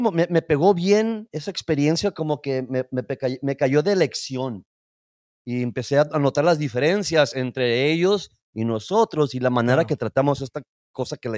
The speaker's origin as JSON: {"language": "Spanish", "country": "United States", "said": "Yo soy un orgulloso chicano hasta la madre, me voy a morir a ah, chicano."}